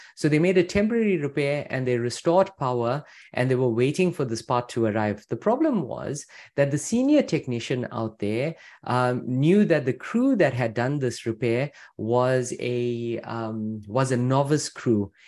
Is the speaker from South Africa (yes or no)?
no; Louisville, Kentucky, United States; I'm from Louisville, Kentucky